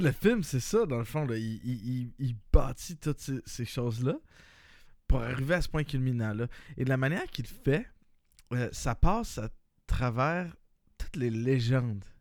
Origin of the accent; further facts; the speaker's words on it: Quebec, Canada; nous, étant des Québécois